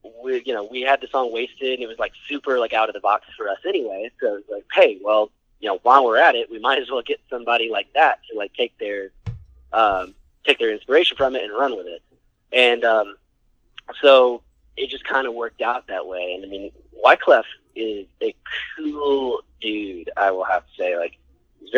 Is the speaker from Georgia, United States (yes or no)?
yes; Atlanta, Georgia, United States; We're from Atlanta